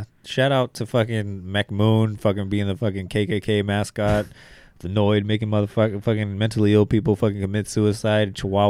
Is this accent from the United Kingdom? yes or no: no; Zimbabwe; I think he was African. I am from Zimbabwe.